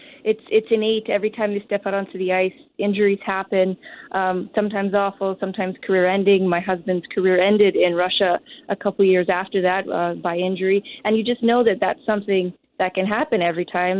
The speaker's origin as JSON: {"language": "English", "town": "Winnipeg", "region": "Manitoba", "country": "Canada", "tie": "born or raised there", "said": "growing up in Winnipeg"}